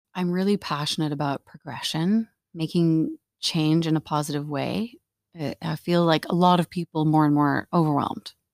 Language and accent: English; Canada; moved away as an adult; now in Netherlands; I'm actually here from Canada. I've been here for a couple of years